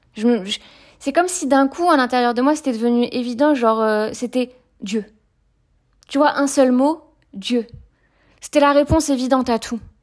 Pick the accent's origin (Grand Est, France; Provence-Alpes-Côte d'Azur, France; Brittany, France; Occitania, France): Brittany, France; moved away as an adult; also born or lived in Toulon; j'ai grandi donc en Bretagne et je suis restée en Bretagne jusqu'à mes, mes 19 ans.